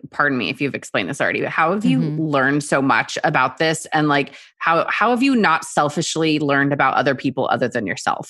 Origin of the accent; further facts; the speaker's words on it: Texas, United States; also born or lived in South Korea; now in New York, United States; And I was born in Korea. And so my family and I moved from there when I was like 4 and a half. So half Korean, moved to Texas, and then could not wait to get my ass to New York as soon as possible.